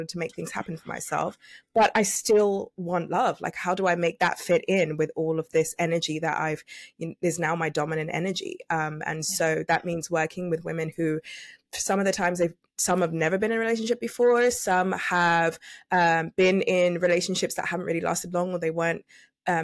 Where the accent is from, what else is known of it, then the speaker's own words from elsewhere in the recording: United Kingdom; also born or lived in London; I'm actually British